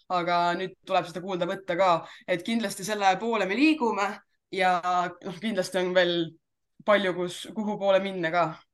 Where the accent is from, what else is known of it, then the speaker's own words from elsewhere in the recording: Jõhvi, Ida-Viru County, Estonia; mina olen pärit tegelikult Jõhvist